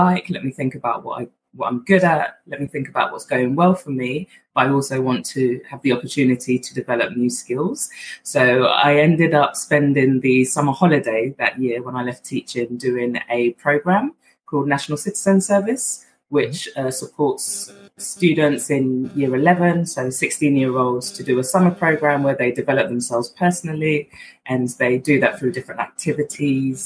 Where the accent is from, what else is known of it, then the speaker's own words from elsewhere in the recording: London, United Kingdom; accent: Southeast London twang; also born or lived in Accra, Ghana; I grew up in Southeast London and I went to secondary school in Southeast London